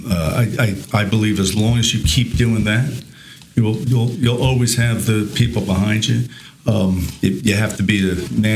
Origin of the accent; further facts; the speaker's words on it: Newark, New Jersey, United States; I was born in Newark, New Jersey, and came from modest means with my family and my parents